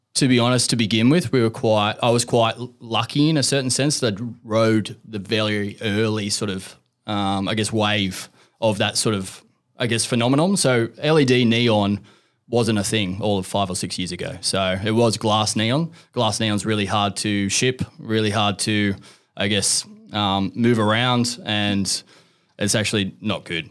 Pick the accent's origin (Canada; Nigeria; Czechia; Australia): Australia; Central Coast, New South Wales; I'm from the Central Coast